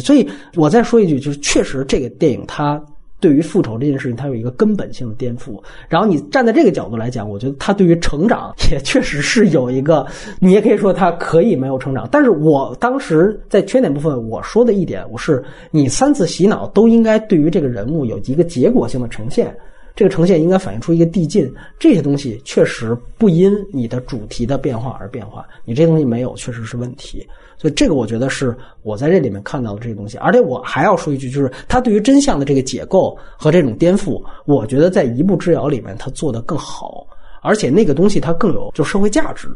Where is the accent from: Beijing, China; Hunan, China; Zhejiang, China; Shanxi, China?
Beijing, China; 我是北京人